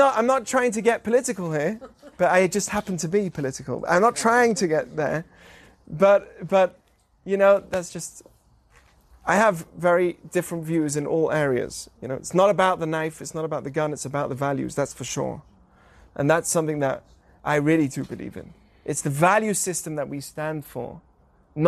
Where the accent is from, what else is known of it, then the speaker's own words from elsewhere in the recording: England, United Kingdom; moved away; I grew up in England